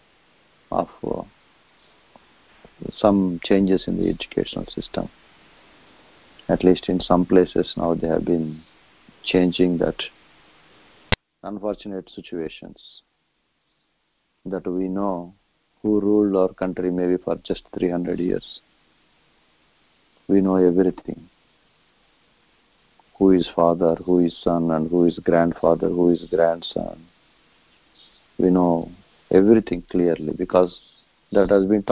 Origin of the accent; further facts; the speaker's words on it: Andhra Pradesh/Telangana, India; I come from Telugu background